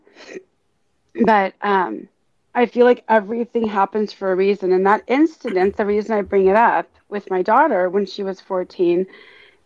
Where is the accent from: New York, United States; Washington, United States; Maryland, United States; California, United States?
California, United States; Los Angeles; first language Hebrew; English is a second language; moved away; growing up in the San Fernando Valley in Woodland Hills, being a Jew